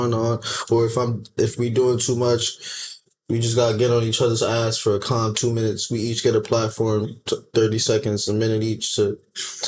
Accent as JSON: {"language": "English", "town": "New York City", "region": "New York", "country": "United States", "said": "I'm from the Bronx"}